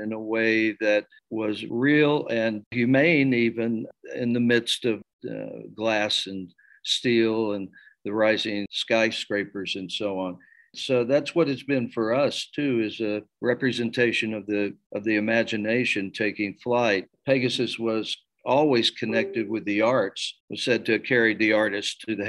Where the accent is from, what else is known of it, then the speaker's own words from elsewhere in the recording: Dallas, Texas, United States; I grew up in Dallas